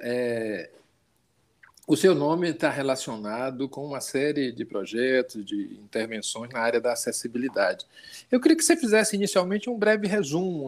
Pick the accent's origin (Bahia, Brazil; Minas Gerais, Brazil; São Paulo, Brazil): Bahia, Brazil; assim como eu sou também baiano